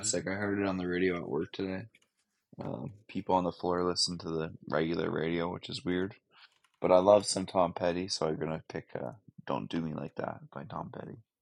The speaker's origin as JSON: {"language": "English", "country": "Canada", "said": "I'm very Canadian"}